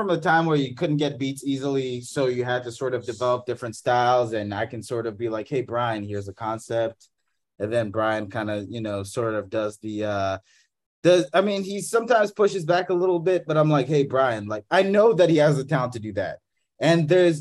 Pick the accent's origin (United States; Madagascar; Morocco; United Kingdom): Madagascar; I grew up in Madagascar